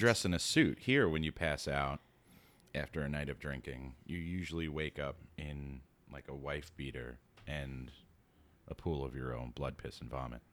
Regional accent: New York City, New York, United States; coming from living and growing up in New York City

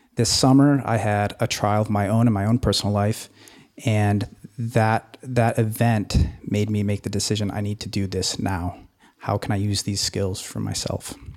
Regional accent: Anchorage, Alaska, United States; I hail from Anchorage, Alaska

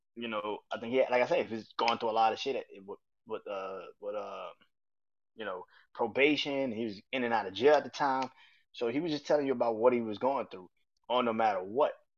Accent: New Orleans, Louisiana, United States; I'm from New Orleans

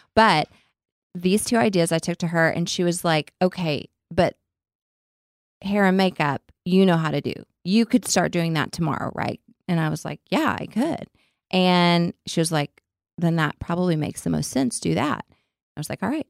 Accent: Lubbock, Texas, United States; accent: redneck; I sound like a full on redneck. I'm from Lubbock.

